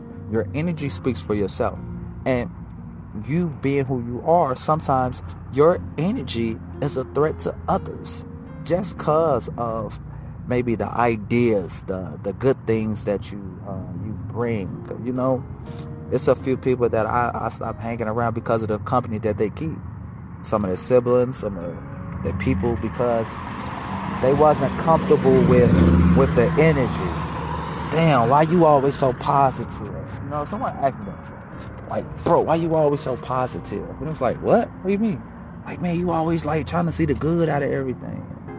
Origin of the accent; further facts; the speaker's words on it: Chicago, Illinois, United States; I was born in the hundreds. I grew up in Motown. Not Detroit Motown, because Detroit get down. Shout out to the South Side and the East Side and the West Side. Like, I'm brought up Motown. In Chicago, some know it as Back of the Yards, West Inglewood.